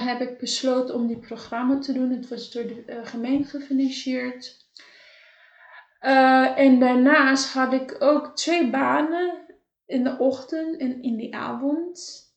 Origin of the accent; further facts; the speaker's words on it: Cape Verde; moved away; want ik ben in Caverde opgegroeid.